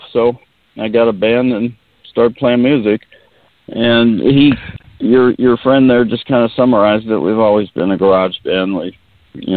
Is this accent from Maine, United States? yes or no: no; Simi Valley, California, United States; accent: Simi Valley accent; now in Ventura, United States; I was actually born in Simi Valley, which is in Ventura County